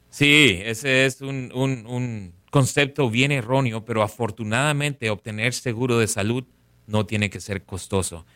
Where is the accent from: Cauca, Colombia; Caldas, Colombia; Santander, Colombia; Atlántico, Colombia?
Atlántico, Colombia; Barranquilla; also born or lived in Bogotá, Colombia; now in Palm Beach County, United States; Nací en la capital, en Bogotá, pero me crié en Barranquilla.